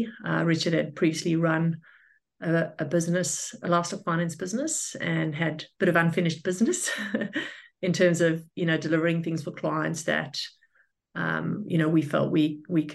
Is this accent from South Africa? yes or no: yes; South Africa; moved away as an adult; also born or lived in Western Australia, Australia / Sydney, Australia; now in Brisbane, Australia; I was born in South Africa and I migrated to Australia in 2006. I was in investment banking back home in the telco sector